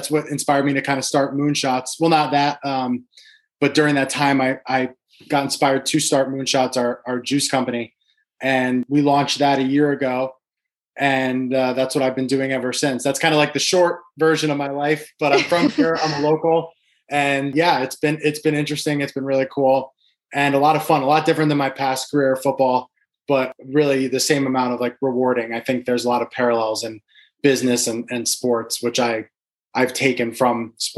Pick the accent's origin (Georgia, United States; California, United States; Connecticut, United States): Connecticut, United States; Guilford; also born or lived in Wisconsin / Seattle; I'm actually from Guilford, Connecticut, where my business is located. I grew up here.